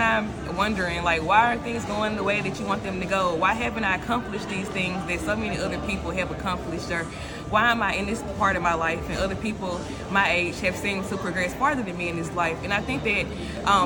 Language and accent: English; Starkville, Mississippi, United States; moved away; I'm from Starkville